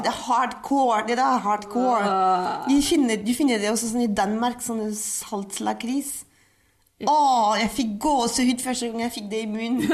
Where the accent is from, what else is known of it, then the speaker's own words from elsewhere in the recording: Paris, Île-de-France, France; Norwegian is a second language; moved away as an adult; now in Norway; Jeg vokste opp i Paris.